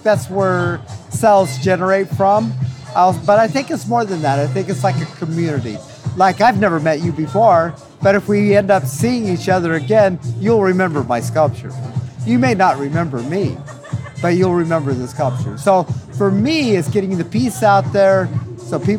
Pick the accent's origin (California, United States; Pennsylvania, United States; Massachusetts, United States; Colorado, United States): Colorado, United States; Grand Junction; I grew up near the Colorado National Monument in outside of Grand Junction, Colorado